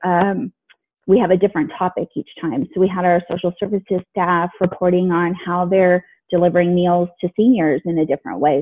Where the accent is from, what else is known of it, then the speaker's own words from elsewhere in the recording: California, United States; also born or lived in Alexandria, Virginia; I was born in Alexandria, Virginia, but I've lived in California most of my life